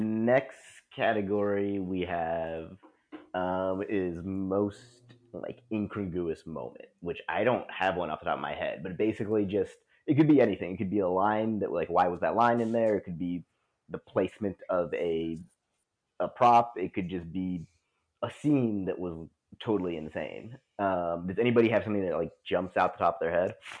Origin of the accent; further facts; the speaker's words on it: Texas, United States; growing up in Texas